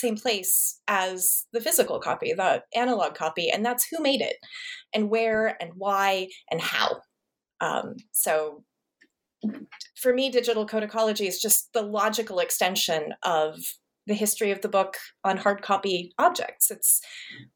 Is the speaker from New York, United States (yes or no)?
no; Montana, United States; I grew up in Montana, which is not known for its like urban centers of manuscript study